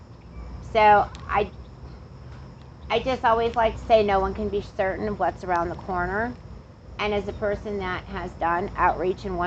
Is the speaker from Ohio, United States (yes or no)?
no; near Chicago, Illinois, United States; I grew up around diversity and culture and some nice stuff when I was growing up near Chicago